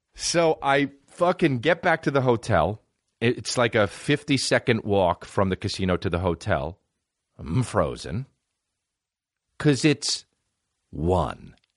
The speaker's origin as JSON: {"language": "English", "country": "United States", "said": "I'm American"}